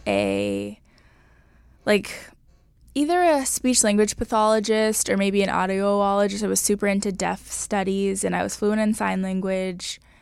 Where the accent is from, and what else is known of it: Los Angeles, California, United States; born or raised there